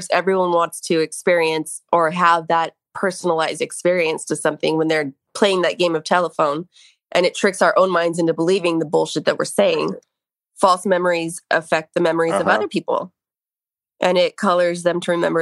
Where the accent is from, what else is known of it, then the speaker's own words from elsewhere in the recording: La Verne, California, United States; my hometown of Laverne because it was a sleepy little city